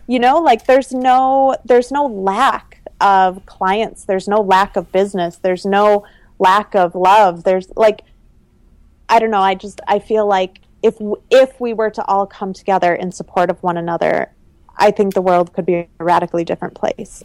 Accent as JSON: {"language": "English", "region": "Minnesota", "country": "United States", "tie": "born or raised there", "also_born_or_lived": "Italy / Seattle", "moved": "as an adult", "said": "I grew up in the Midwest. I almost stayed in Minnesota"}